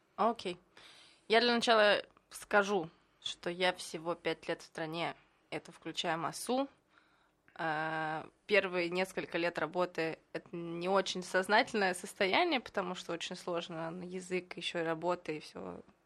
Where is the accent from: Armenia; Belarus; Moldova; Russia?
Russia; Moscow; moved away as an adult; now in Israel; Я еще из Москвы